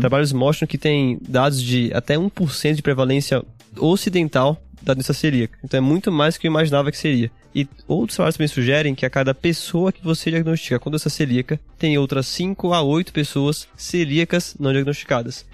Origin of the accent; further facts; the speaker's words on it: Aracaju, Sergipe, Brazil; moved away as an adult; now in São Paulo, Brazil; eu sou de Aracaju, Sergipe, fiz faculdade lá na Federal de Sergipe